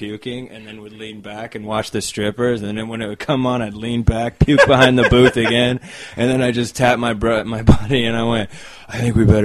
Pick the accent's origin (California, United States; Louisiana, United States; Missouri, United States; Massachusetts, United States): California, United States; Chino; also born or lived in Anaheim, California / Orange County, California; now in Los Angeles, United States; I was born in Anaheim, grew up in Chino